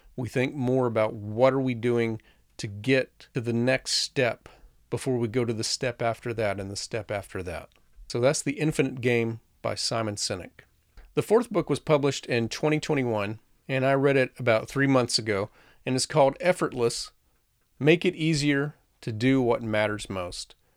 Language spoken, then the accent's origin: English; the South, United States; I grew up in the South